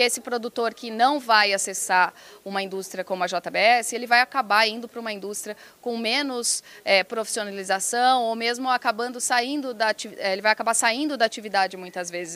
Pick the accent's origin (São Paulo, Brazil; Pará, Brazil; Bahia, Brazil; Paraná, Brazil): São Paulo, Brazil; Piracicaba; Eu sou do interior de Piracicaba, interior de São Paulo